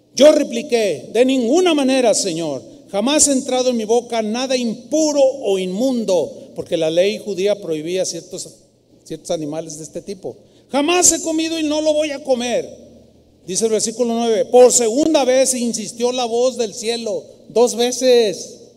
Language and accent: Spanish; San Luis Potosí, Mexico; now in Guadalajara, Mexico; fui a mi tierra, San Luis Potosí, a visitar a mi familia